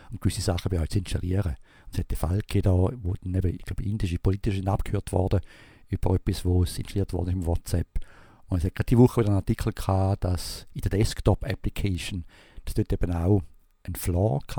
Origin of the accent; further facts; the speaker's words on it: Switzerland; Also ich wäre jetzt froh als Schweizer, wenn das ein verzögert wird.